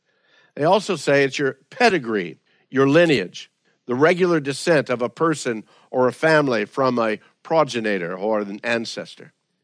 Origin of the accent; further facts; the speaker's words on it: Louisiana, United States; We find that in Louisiana, where I grew up and where most of my family is still there